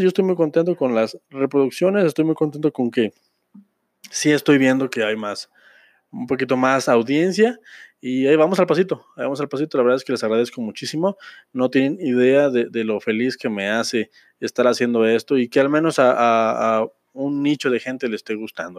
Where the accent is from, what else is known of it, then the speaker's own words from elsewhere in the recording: Mexico; como mexicano, como ciudadano de este hermoso y bello país